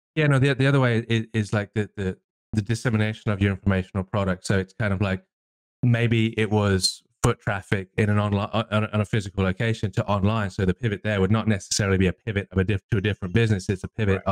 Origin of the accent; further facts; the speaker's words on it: England, United Kingdom; I'm English